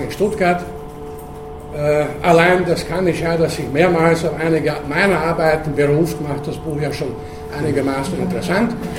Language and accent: German; Burgenland, Austria; in meiner Kindheit, da wo ich herkomme, im Burgenland